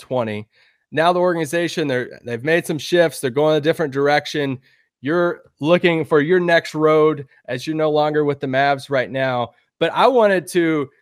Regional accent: Kentucky, United States; moved away as an adult; now in Dallas, United States; I'm from Kentucky, so we don't have any pro teams in Kentucky

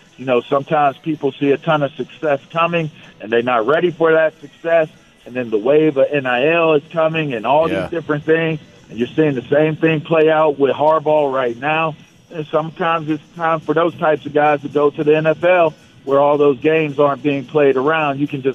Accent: Pittsburgh, Pennsylvania, United States; I'm from Pittsburgh, but he's from LA.

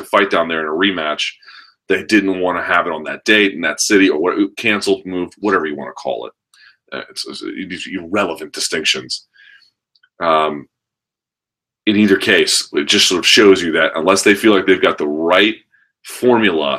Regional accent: United States; as an American

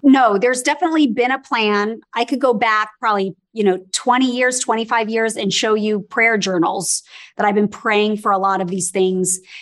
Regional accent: Los Angeles, California, United States; I was born and raised in Los Angeles

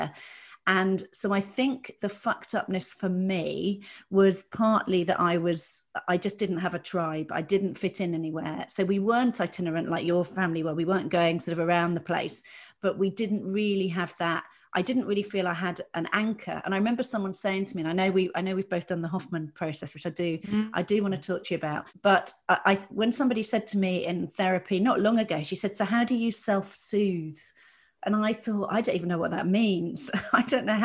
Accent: Dorset, South West England, United Kingdom; I grew up in Dorset

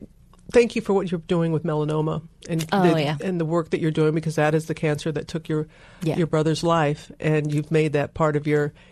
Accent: United States; Katrina blowing away my hometown

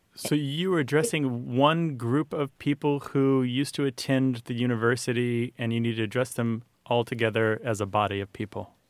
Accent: Missouri, United States; I w- was raised in Missouri

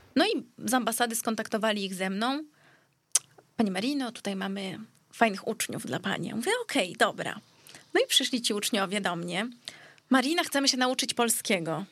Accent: Greece; now in Warsaw, Poland; Urodziłam w się w Polsce, bo akurat wtedy byliśmy w Polsce, u nas na, na Żelaznej, ale później bardzo długi czas się wychowywałam w Grecji

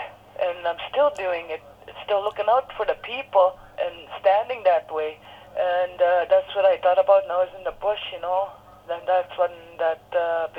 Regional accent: Saugeen First Nation, northwestern Ontario, Canada; I'm from the Ojibwe Nation of Saugeen Indian Tribe, number 258 from the northwestern Ontario

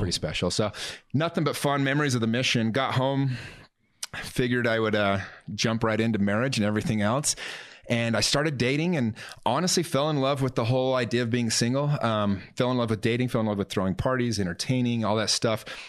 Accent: Salt Lake City, Utah, United States; also born or lived in Taylorsville / Murray; I grew up in Salt Lake my whole life

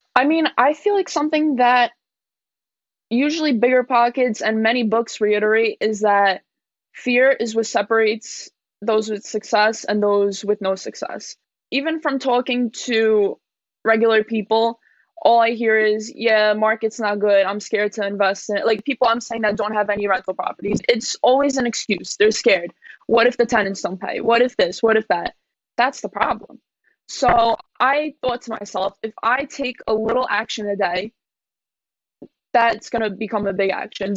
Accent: New York, United States; I'm from New York. My parents came here at a very young age from Poland

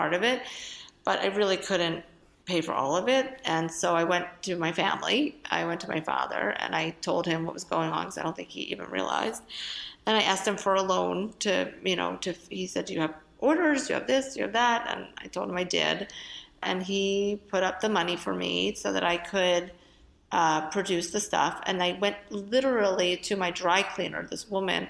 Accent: Philadelphia, Pennsylvania, United States; I'm from Philadelphia

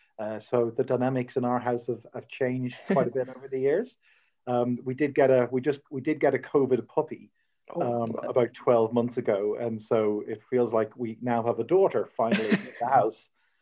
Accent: Dublin, Leinster, Ireland; moved away as an adult; also born or lived in Chicago, United States; born and raised in Dublin a good number of years ago, but have lived overseas, lived in the US for a while. And in fact, that's where I really came to faith, or where I first encountered Jesus, was in the US, yeah, in Chicago.

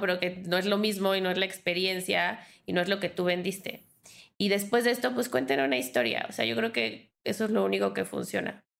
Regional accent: Mexico; soy mujer, soy mexicana

